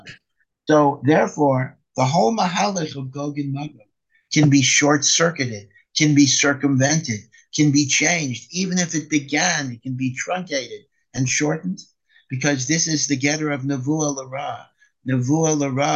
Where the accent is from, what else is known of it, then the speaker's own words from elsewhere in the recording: United States; now in Israel; as an American